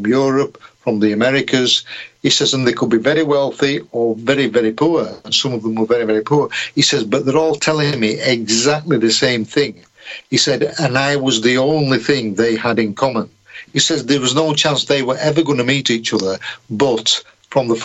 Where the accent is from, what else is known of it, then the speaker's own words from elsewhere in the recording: Yorkshire and the Humber, United Kingdom; being a Yorkshireman